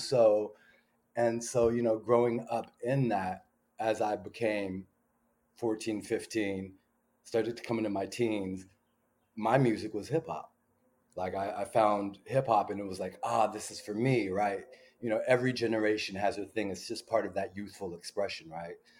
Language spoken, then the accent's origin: English; Pasadena, California, United States; grew up in Pasadena, California.